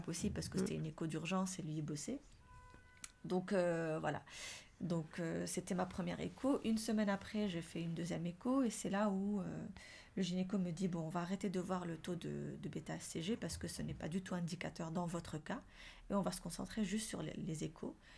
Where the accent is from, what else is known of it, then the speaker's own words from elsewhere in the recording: Morocco; now in France; chez nous, au Maroc, on a grandi avec la mandarine